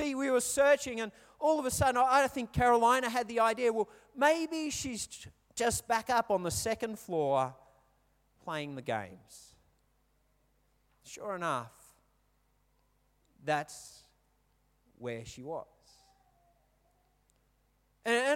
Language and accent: English; England, United Kingdom; I'm English, I speak English, I don't speak Polish